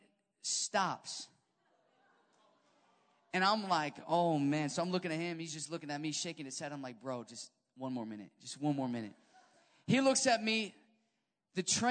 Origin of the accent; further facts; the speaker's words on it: Chicago, Illinois, United States; I'm from Chicago